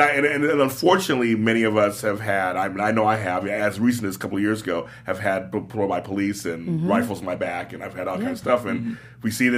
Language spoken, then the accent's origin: English; Los Angeles, California, United States; I grew up in South Central. In the 70s and 80s, mm-hmm. and early 90s, it was bad.